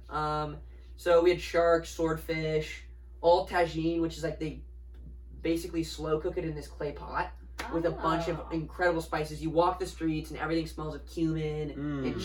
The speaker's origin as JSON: {"language": "English", "country": "United States", "said": "I realized how American I was"}